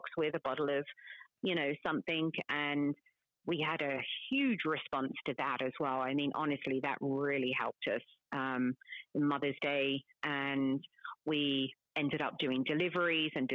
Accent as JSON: {"language": "English", "region": "London", "country": "United Kingdom", "moved": "yes", "said": "I'm from London"}